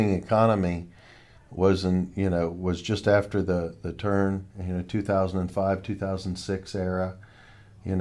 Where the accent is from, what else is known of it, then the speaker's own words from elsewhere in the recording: Ohio, United States; This is Ohio. We're Ohio people